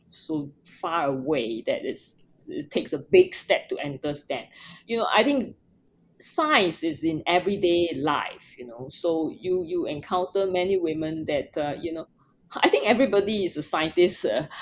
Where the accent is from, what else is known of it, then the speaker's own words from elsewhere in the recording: Singapore; I was born in Singapore. I grew up in Singapore, which is a tropical country with no snow.